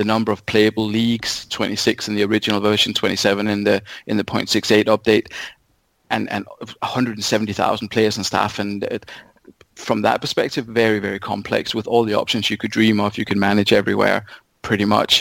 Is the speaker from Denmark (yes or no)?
yes; Denmark; moved away as an adult; now in United Kingdom; I'm from Denmark originally